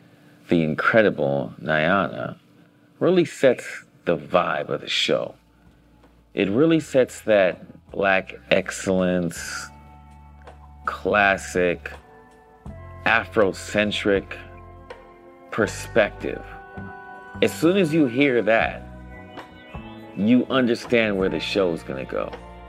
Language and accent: English; Los Angeles, California, United States; I grew up in Los Angeles, Baldwin Hills, Ladera Heights.